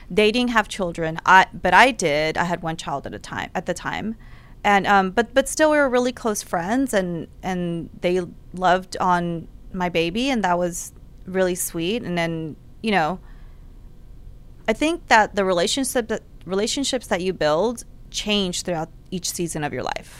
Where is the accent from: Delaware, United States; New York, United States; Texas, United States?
Texas, United States; Houston; I grew up in Houston.